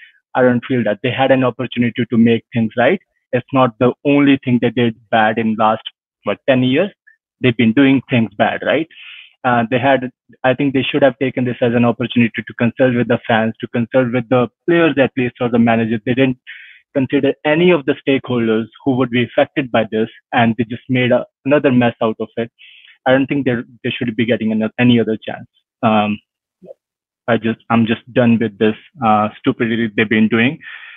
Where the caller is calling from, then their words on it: Montreal, Quebec, Canada; I'm joining you from Montreal, Canada.